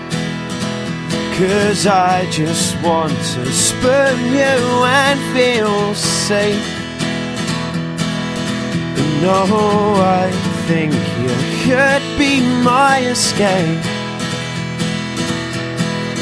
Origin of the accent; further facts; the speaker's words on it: Portsmouth, South East England, United Kingdom; I'm from Portsmouth, and I play guitar and I sing songs